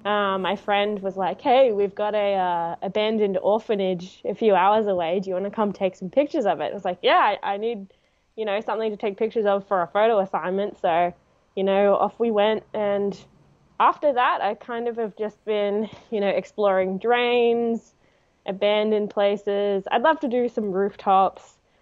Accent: Canberra, Australian Capital Territory, Australia; moved away as an adult; also born or lived in Queensland; now in Melbourne, Australia; Yeah, so I was basically born and raised in Canberra. I, you know, had a brief stint when I was, you know, 1 to 4 in Queensland

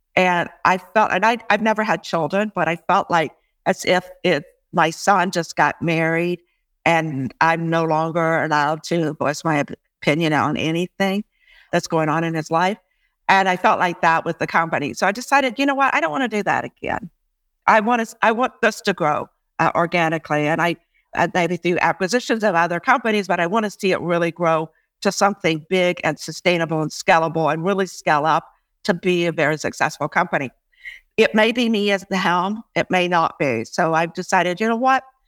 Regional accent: United States; now in Canada; although I'm an American too, I, I really do like being here in Canada

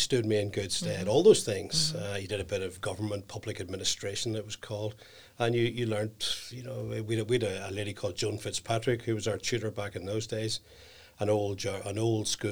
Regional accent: Belfast, Northern Ireland, United Kingdom; I'm from East Belfast, born and bred in East Belfast

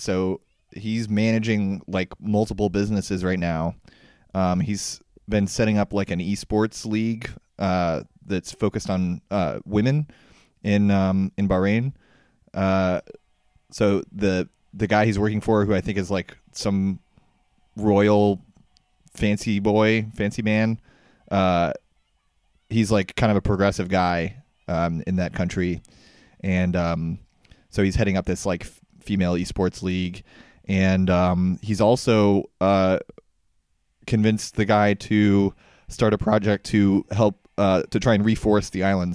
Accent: Ashburn, Virginia, United States; I grew up in Northern Virginia, um, in in Ashburn

